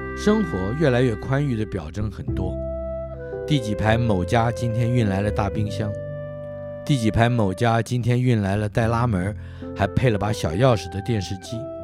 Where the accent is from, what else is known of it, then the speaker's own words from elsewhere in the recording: Taipei, Taiwan; 至于我的老家，你也可以这样描述。它就在龙江街口，也可以按着门牌说，那是辽宁街一一六巷五十二号。你也可以说是南京东路三段第四排